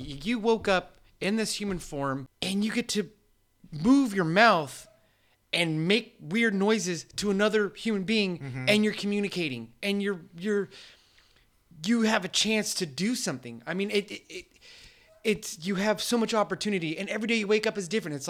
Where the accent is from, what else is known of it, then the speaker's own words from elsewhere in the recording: San Diego, California, United States; I grew up here in San Diego